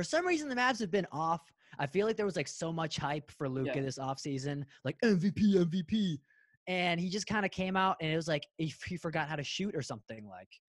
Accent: Canton, Ohio, United States; I'm from Canton

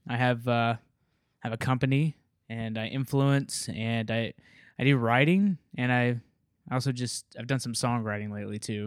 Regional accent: Memphis, Tennessee, United States; moved away; I grew up in Memphis

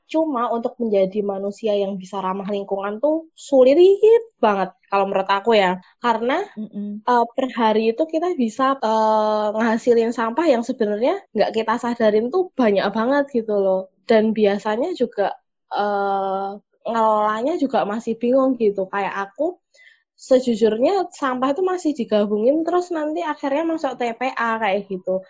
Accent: Bali, Indonesia; Kita orang Bali hanya bergantung ke pariwisata, terus pariwisatanya hilang, kita terpukul lagi.

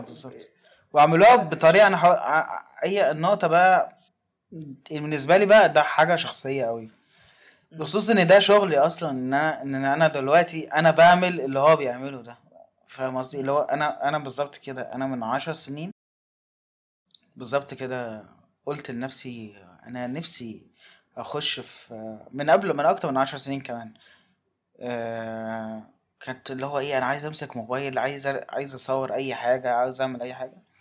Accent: Egypt; كواحد مصري

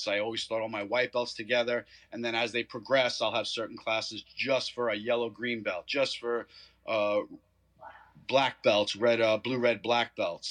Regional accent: New York, United States; moved away as an adult; now in Chapin, United States; I'm from New York. I'm a retired police officer there

